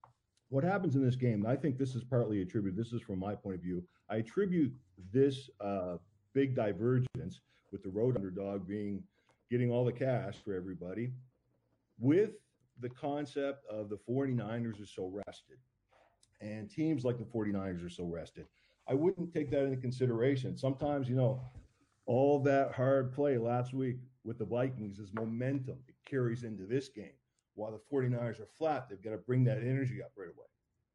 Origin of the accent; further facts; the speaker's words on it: Canada; I'm Canadian.